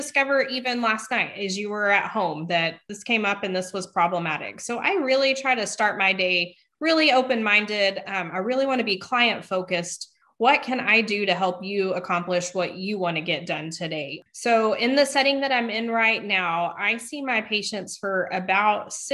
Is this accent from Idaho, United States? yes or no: no; West Texas, United States; I grew up in the West Texas area.